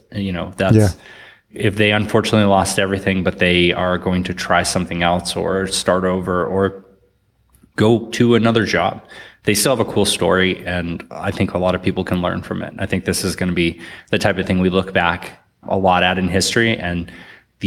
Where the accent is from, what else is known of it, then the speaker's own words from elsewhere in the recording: north of Boston, Massachusetts, United States; also born or lived in New York; now in Austin, United States; Grew up in Massachusetts, so a little bit north of Boston.